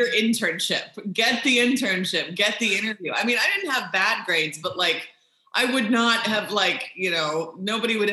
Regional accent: Bloomington, Indiana, United States; moved away as an adult; also born or lived in Jupiter, Florida / Green Bay, Wisconsin; I grew up in Bloomington.

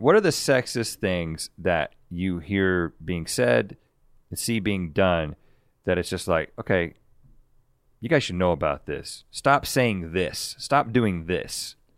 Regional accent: North Carolina, United States; mid 30s, maybe even older than that now, growing up in North Carolina and surrounded by tobacco fields

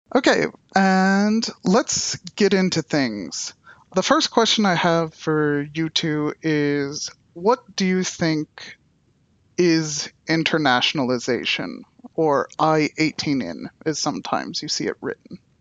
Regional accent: United States; I'm from the United States

